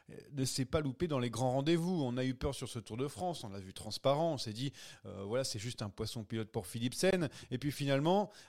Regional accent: Belgium; James, même si on est belge, est-ce qu'on peut se dire quand même qu'on est, que Van Der Poel était, le plus fort

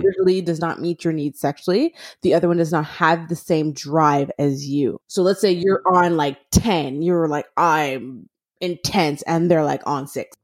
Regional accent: Montreal, Quebec, Canada; moved away as an adult; now in Toronto, Canada; I'm originally from Montreal. I had moved to Toronto

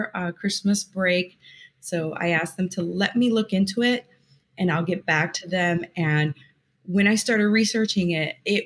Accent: Northwest Indiana, United States; moved away as an adult; now in Texas, United States; I'm a Texas transplant. So I grew up in Northwest Indiana by Chicago

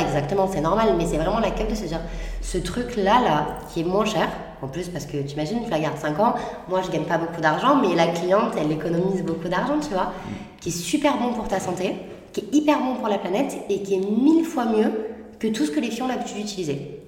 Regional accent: Marseille, Provence-Alpes-Côte d'Azur, France; J'ai grandi, euh, à Marseille, dans, avec les gens, euh, Marseille huitième

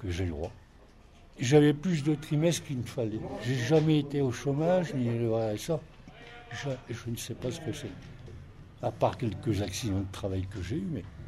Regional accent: France; Je suis né en France quand même.

